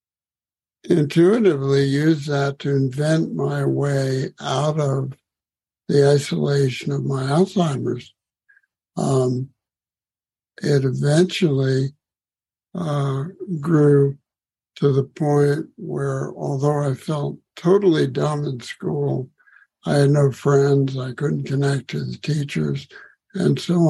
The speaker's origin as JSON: {"language": "English", "town": "Washington", "region": "District of Columbia", "country": "United States", "tie": "born or raised there", "said": "I grew up in Washington, D.C."}